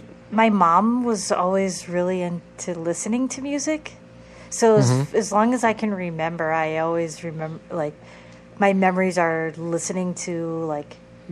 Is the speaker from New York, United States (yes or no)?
no; Madison, Wisconsin, United States; moved away; I grew up in Madison, Wisconsin. That's where I was born and raised. Yep. The Midwest. I'm a Midwestern girl.